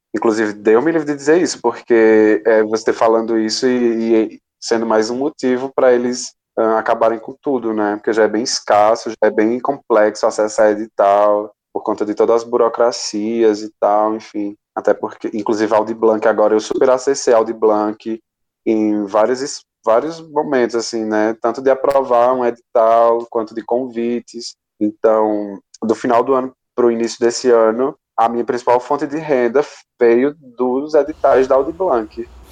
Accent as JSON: {"language": "Portuguese", "region": "interior of Ceará", "country": "Brazil", "said": "eu sou um artista do interior do Ceará"}